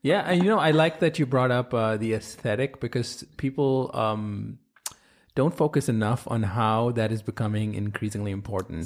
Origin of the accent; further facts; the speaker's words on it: India; moved away; I grew up in India